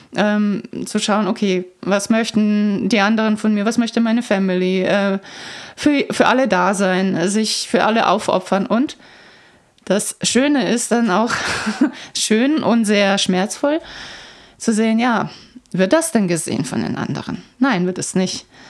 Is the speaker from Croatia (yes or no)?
yes; Croatia; moved away; Ich bin ja in Kroatien aufgewachsen zum Teil